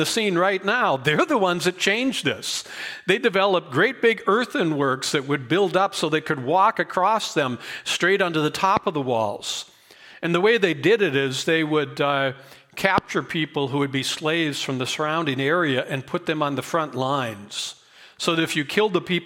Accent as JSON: {"language": "English", "town": "Boulder", "region": "Colorado", "country": "United States", "tie": "born or raised there", "said": "growing up in Boulder"}